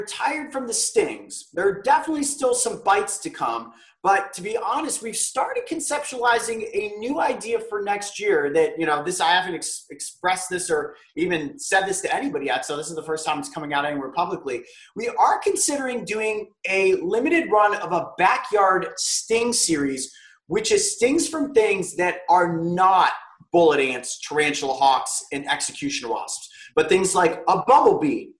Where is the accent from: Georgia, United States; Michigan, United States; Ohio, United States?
Ohio, United States; Newbury; I grew up in Newberry